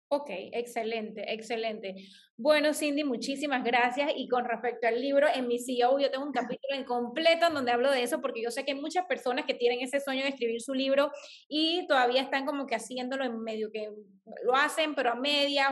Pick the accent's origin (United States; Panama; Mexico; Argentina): Panama; Chitré, Herrera; moved away; Yo soy del interior del país, yo crecí en Chitré, viví 10 años en Chitré